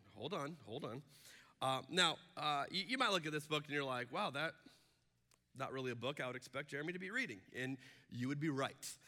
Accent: Arizona, United States; I'm from Arizona, where they do not do daylight savings time.

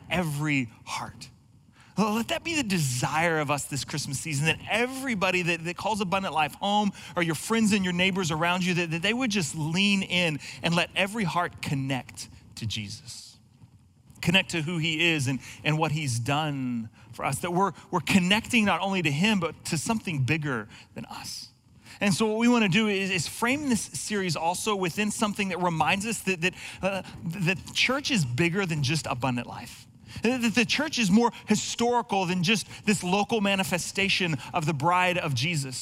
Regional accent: Texas, United States; now in Pacific Northwest, United States; I'm not originally from this area like so many of us, and I grew up in Texas

